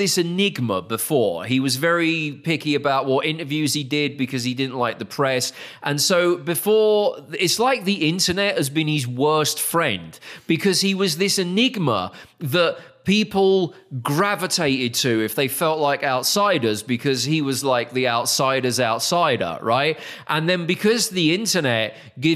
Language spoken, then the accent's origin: English; United Kingdom; as a Brit